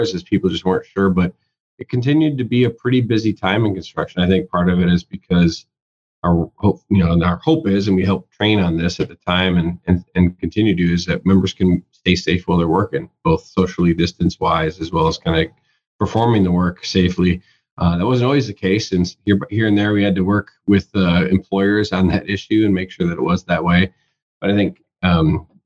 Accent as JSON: {"language": "English", "town": "Willmar", "region": "Minnesota", "country": "United States", "tie": "born or raised there", "also_born_or_lived": "Twin Cities, Minnesota", "moved": "as an adult", "said": "I worked non-union for a couple of years in Western Minnesota, which is where I'm from. I grew up in the Wilmer area up in Caney High County"}